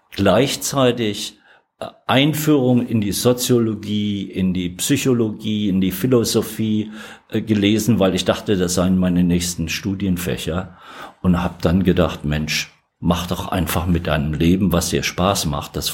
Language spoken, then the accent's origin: German; Alsfeld, Hesse, Germany; born there; Geboren in Alsfeld in Hessen.